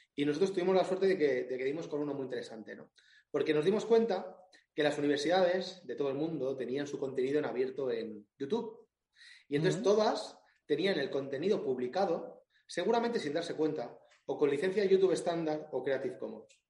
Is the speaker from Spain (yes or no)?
yes; Alicante, Valencian Community, Spain; yo soy de Alicante